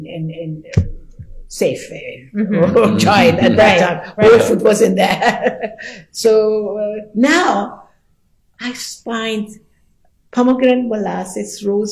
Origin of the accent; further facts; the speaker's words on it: Tehran, Tehran Province, Iran; English is a second language; also born or lived in France; now in Washington area, United States; Even though I'm from Tehran